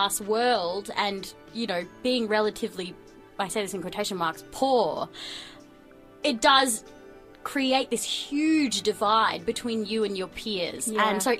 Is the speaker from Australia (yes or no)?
yes; Melbourne, Victoria, Australia; also born or lived in New Zealand; I was born in New Zealand, grew up here in Melbourne.